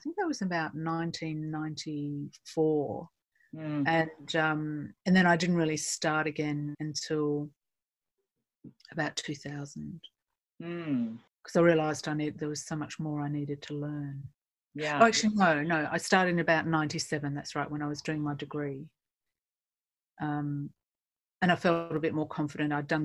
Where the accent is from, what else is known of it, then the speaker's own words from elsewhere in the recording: Perth, Western Australia, Australia; moved away as an adult; also born or lived in New York; now in London, United Kingdom; I grew up in Perth, Western Australia, many moons ago